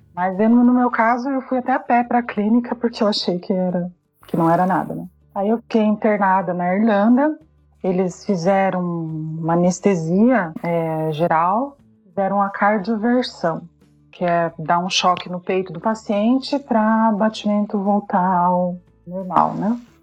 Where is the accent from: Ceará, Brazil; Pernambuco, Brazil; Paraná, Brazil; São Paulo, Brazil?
Paraná, Brazil; moved away as an adult; also born or lived in Ireland; now in Wuppertal, Germany; eu sou paranaense